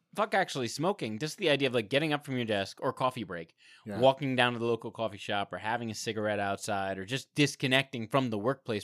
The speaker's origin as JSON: {"language": "English", "country": "United States", "said": "Because we're American."}